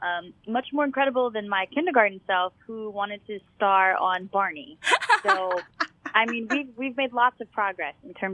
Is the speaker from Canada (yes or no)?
no; Baton Rouge, Louisiana, United States; now in Dallas, United States; So I grew up in Baton Rouge, Louisiana. It's the capital of Louisiana, just a block away from the St. Joseph Convent.